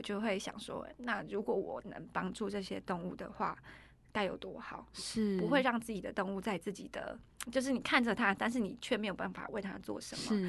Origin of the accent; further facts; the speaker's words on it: Taiwan; 我是原住民，